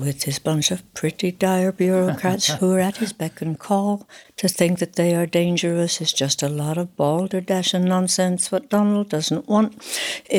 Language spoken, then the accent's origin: English; United States; moved away as an adult; also born or lived in England; now in Oxford, United Kingdom; I'd been brought up in the States, but I left when I was 20, 21